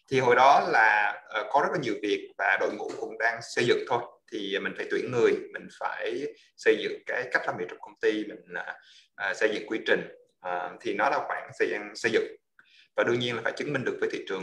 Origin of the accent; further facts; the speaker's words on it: United States; also born or lived in Da Lat, Vietnam; mình là người gốc Đà Lạt uh, thì uh, có thể có một chút xíu uh, máu lãng mạn hay giờ trời mưa gì đó uh, và sau đó thì uh, đi gia đình qua qua Mỹ vào uh, à, ở năm khoảng 10 tuổi